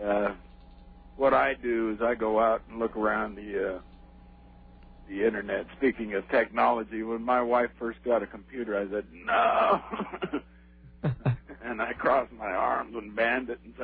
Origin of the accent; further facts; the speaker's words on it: Salt Lake City, Utah, United States; I was born and raised in Salt Lake City, Utah